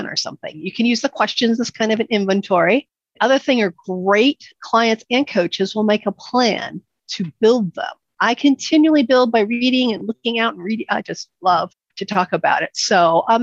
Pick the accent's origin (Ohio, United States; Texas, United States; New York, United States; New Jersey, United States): New York, United States; moved away; I'm originally from New York